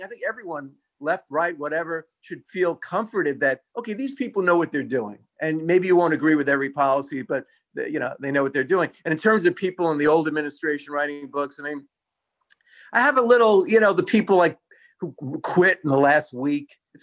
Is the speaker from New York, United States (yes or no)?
yes; New York City, New York, United States; growing up in Brooklyn